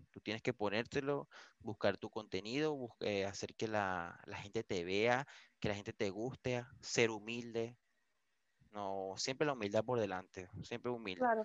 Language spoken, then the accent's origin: Spanish; Venezuela; moved away as an adult; now in Vigo, Spain